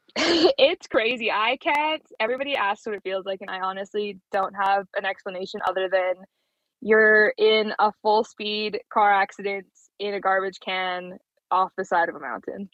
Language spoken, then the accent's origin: English; Brandon, Manitoba, Canada; moved away as an adult; also born or lived in Plumas, Manitoba; now in Calgary, Canada; I was born in Brandon and spent all my summers and all my time down in Plumas